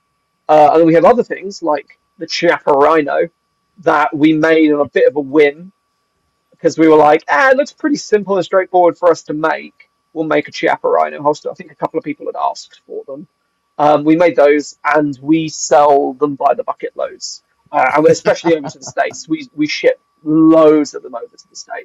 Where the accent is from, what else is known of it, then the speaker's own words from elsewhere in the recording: England, United Kingdom; moved away as an adult; now in Wales, United Kingdom; And as an Englishman